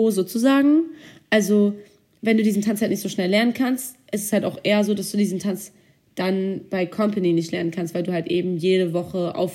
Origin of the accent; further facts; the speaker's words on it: California, United States; Ich war nämlich aus Kalifornien. Also, da ich in Kalifornien war, gab es bei uns halt den Surfclub.